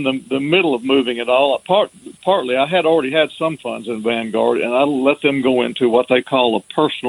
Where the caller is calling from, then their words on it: Alabama, United States; from Alabama, one of your deep south listeners.